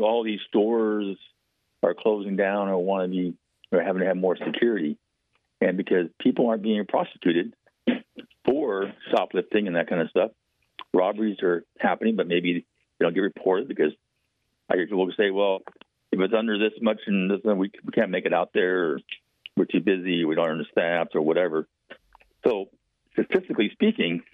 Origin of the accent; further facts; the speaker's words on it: Bellingham, Washington, United States; when I grew up here in Bellingham